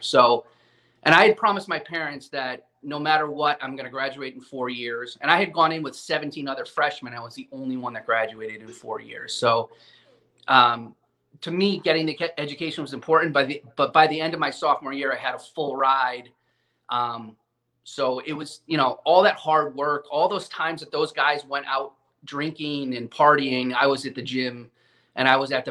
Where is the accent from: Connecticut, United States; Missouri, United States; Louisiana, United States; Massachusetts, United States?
Connecticut, United States; I grew up in Connecticut and baseball obsessed.